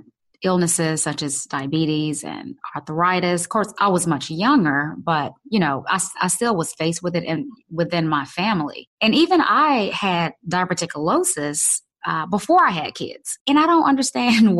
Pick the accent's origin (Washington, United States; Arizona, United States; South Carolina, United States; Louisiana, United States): Louisiana, United States; growing up in Louisiana.